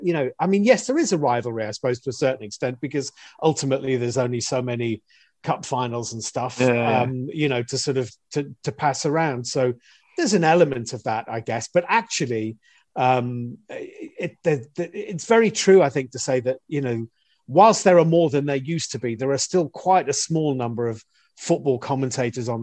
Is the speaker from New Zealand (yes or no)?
no; Birkenhead, North West England, United Kingdom; also born or lived in Guildford / Liverpool; I was born and brought up in Birkenhead, and my mum and dad live within about a mile and a half of Tranmere's ground, Prenton Park